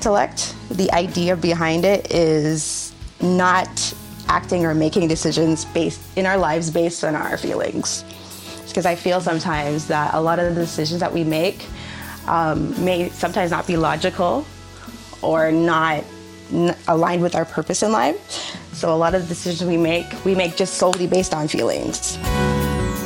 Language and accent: English; Ajax, Ontario, Canada; I'm from Ajax, Ontario